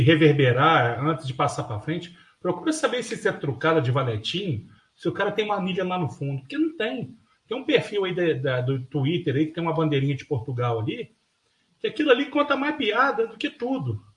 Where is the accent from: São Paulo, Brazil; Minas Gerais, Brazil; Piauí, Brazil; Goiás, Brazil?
Minas Gerais, Brazil; nós somos mineiros